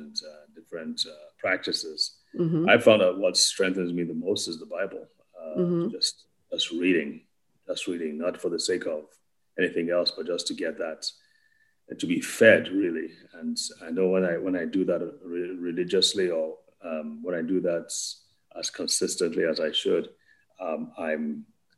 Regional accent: Nigeria; also born or lived in Wales (possibly ASR error) / United States; now in Abuja, Nigeria; I grew up in Wales. I'm from Nigeria.

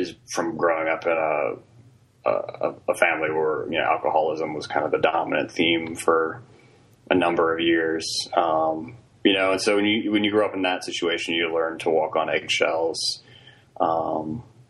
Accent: Virginia, United States; also born or lived in Princeton, New Jersey; I grew up in Virginia

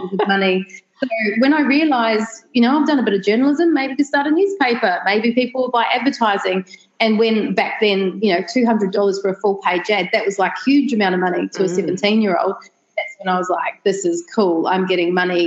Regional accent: New Zealand; moved away as an adult; also born or lived in Australia / London, United Kingdom; now in Sunshine Coast, Australia; I'm originally from New Zealand. And then when I was 11 years old, my whole family moved to Australia. Right. After less than a year, as a teacher couldn't find work, we all moved back

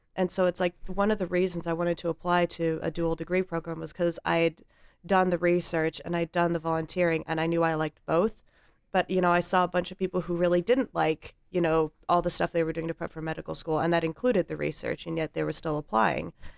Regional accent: Colorado Springs, Colorado, United States; moved away as an adult; also born or lived in Oklahoma; I grew up in Colorado Springs, Colorado

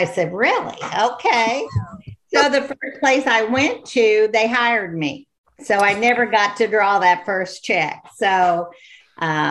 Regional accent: Illinois, United States; moved away as an adult; now in Hot Springs Village, United States; I was born and raised in Illinois

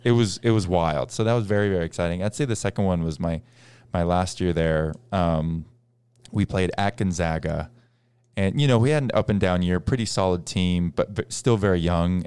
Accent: Boston, Massachusetts, United States; we grew up in Boston

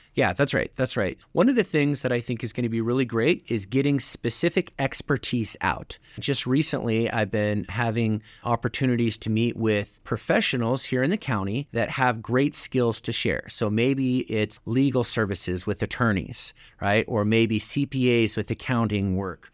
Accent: Lander, Wyoming, United States; moved away as an adult; I grew up in Lander, graduated class of 96

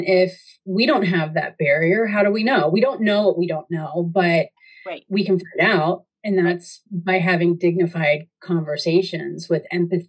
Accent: North Carolina, United States; Like when I moved up here from North Carolina and I saw kale being used as a garnish, I was just, what the heck?

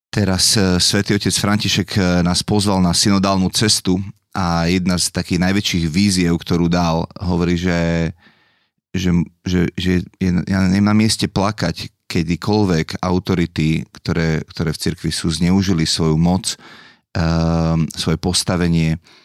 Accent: Dolný Kubín, Žilina Region, Slovakia; also born or lived in Bratislava; u nás doma v Dolom Kubine

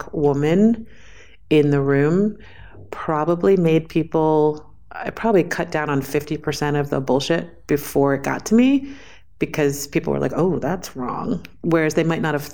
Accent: New York City, New York, United States; I was born and raised in New York City.

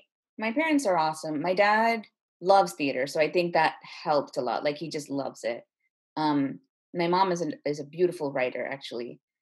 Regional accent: Chennai, Tamil Nadu, India; also born or lived in Bay Area, United States / Singapore; We moved around a lot when I was little, so I was born in the Bay Area, but then we moved to Singapore and then we moved to India. And I mostly grew up in Chennai, where my parents are from.

